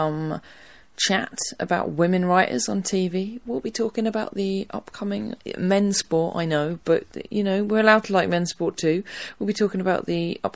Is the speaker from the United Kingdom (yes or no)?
yes; Harwich, East of England, United Kingdom; my hometown of Harwich, at the Harwich Festival. Harwich is in North Essex